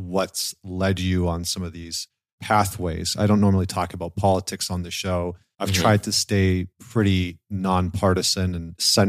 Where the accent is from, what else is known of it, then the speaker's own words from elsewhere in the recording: Alberta, Canada; like I grew up in Northern Alberta in Canada, where it's like minus 30 half of the year.